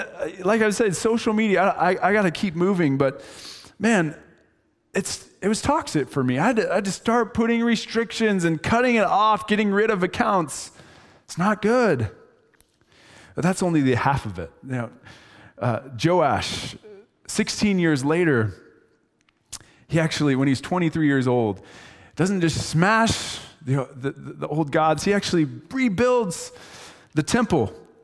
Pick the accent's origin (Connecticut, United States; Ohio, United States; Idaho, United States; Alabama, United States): Idaho, United States; And just so you know, I'm from Idaho